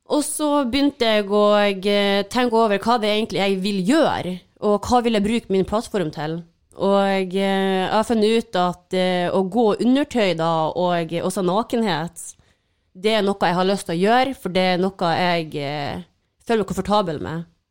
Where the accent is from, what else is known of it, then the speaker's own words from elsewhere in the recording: Mo i Rana, Nordland, Norway; now in Oslo, Norway; jeg er hjemme på Mo